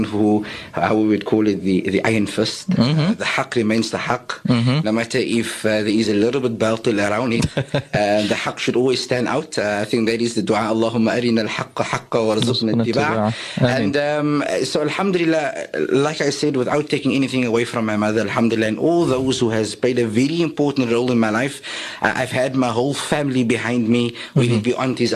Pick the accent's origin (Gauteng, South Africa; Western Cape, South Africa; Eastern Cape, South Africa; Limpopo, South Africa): Western Cape, South Africa; Cape Town; also born or lived in Bayview / Strandfontein / Goodwood; I was born in the area of Colorado Park in Mitchell's Plain